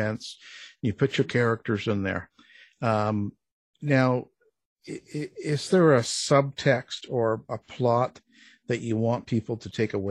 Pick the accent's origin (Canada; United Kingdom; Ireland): Canada; I'm a Canadian boy